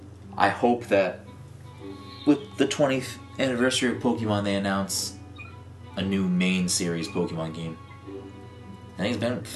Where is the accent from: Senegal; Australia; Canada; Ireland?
Ireland; I'm a potato. But that's mainly because I'm Irish.